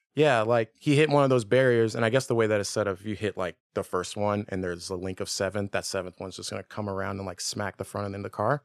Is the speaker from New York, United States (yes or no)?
no; Richmond, Virginia, United States; moved away as an adult; also born or lived in Tennessee; I was born in Virginia, like, Richmond area